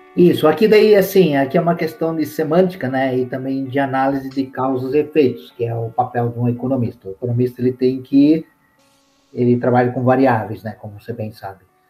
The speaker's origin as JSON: {"language": "Portuguese", "country": "Brazil", "tie": "born or raised there", "also_born_or_lived": "London, United Kingdom", "said": "onde eu moro, onde eu nasci, que é o Brasil, né? É, nasci aqui e, e, sou feliz aqui."}